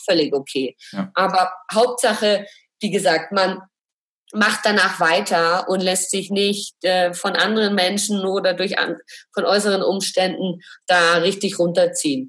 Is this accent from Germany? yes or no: yes; Franconia, Bavaria, Germany; also born or lived in Munich; Ich komme auch aus Bayern